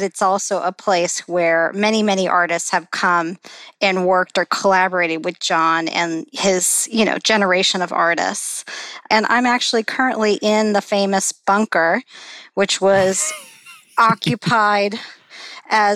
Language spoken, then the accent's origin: English; Midwest, United States; also born or lived in Chicago, Illinois / Detroit, Michigan / southeastern Indiana; I was born in Chicago and grew up primarily in southwestern Ohio, southeastern Indiana, and Detroit, Michigan